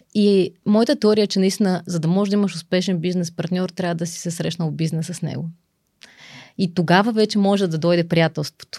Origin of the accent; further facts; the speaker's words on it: Pleven, Pleven Province, Bulgaria; moved away as an adult; now in Sofia, Bulgaria; аз съм родом от Плевен. Там съм завършила а, средно си образование